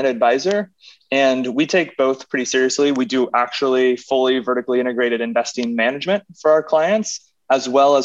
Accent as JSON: {"language": "English", "region": "Indiana", "country": "United States", "tie": "born or raised there", "also_born_or_lived": "Chicago", "moved": "as an adult", "lives_now": "New York, United States", "said": "I'm a Midwestern guy. I grew up in Indiana"}